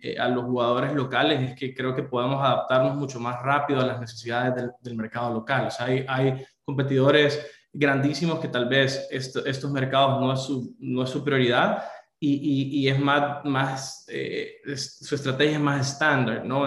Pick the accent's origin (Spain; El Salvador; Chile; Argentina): El Salvador; Soy del Salvador.